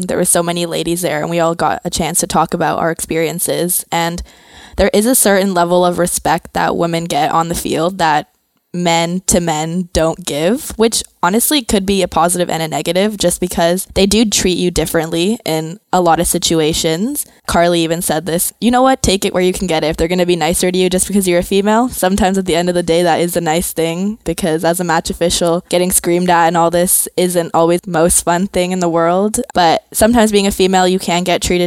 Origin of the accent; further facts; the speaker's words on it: Bogota, Colombia; moved away; I'm from Colombia